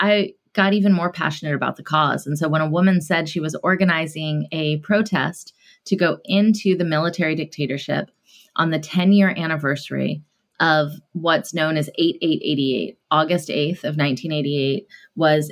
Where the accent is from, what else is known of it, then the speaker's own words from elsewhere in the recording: Atlanta, Georgia, United States; Growing up in Atlanta, Georgia, in the South, in the 80s